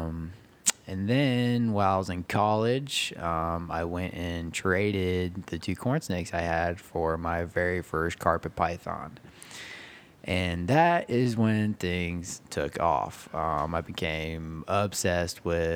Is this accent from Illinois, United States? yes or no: no; Beaufort, South Carolina, United States; also born or lived in Manitowoc, Wisconsin; I was born in a little place called Manitowoc, Wisconsin. I was raised over here in Beaufort, South Carolina